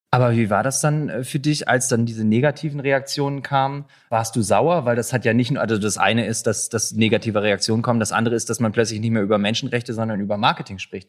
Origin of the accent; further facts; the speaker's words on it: Leipzig, Saxony, Germany; ich komme selber aus Leipzig